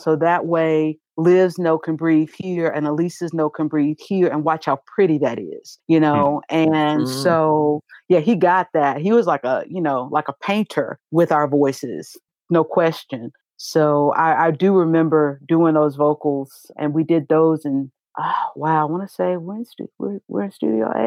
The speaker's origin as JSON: {"language": "English", "town": "Greensboro", "region": "North Carolina", "country": "United States", "tie": "born or raised there", "moved": "yes", "said": "my hometown, they gave me a lot of love. They were proud of me. They let me know it. Everybody was at that show in Greensboro."}